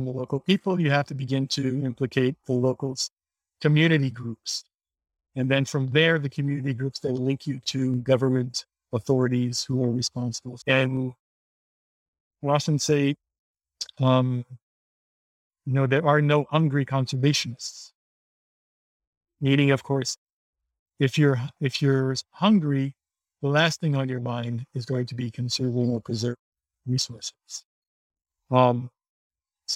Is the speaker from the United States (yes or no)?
no; Haiti; Being born and raised in Haiti